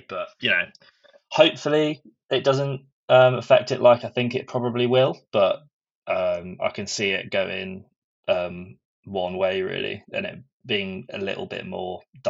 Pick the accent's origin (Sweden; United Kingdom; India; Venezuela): United Kingdom; England; I'm English